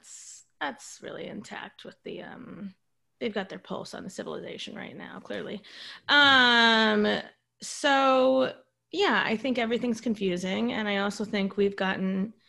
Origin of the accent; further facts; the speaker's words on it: Florida, United States; I'm also from Florida